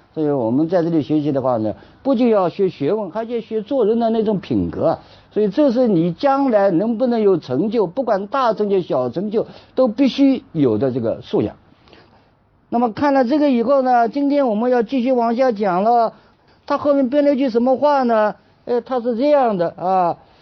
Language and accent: Chinese; China; 我们中国人